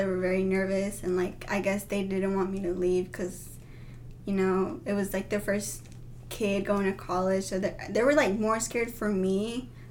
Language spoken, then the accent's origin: English; Hot Springs, Arkansas, United States; I'm from Hot Springs, Arkansas